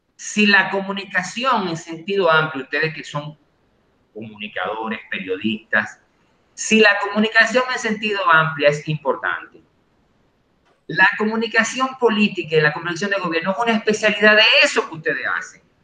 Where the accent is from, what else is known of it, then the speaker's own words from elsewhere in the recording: Dominican Republic; nosotros como dominicanos